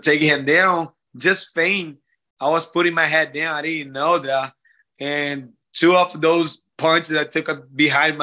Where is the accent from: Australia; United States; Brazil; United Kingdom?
Brazil; from my hometown, from home country